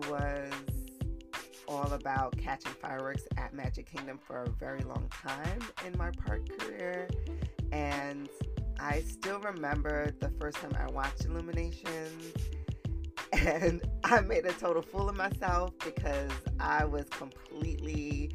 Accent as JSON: {"language": "English", "town": "New York City", "region": "New York", "country": "United States", "tie": "born or raised there", "said": "we're both from the Bronx."}